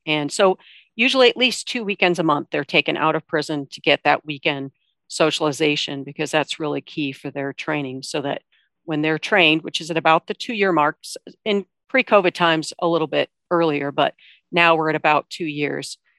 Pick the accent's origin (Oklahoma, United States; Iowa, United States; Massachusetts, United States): Iowa, United States; I'm from Iowa